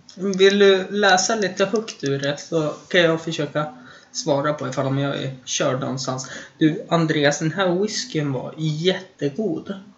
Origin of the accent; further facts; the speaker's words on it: Östersund, Jämtland, Sweden; Hemma i Östersund